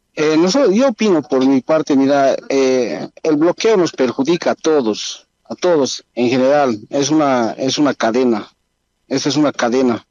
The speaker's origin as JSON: {"language": "Spanish", "country": "Bolivia"}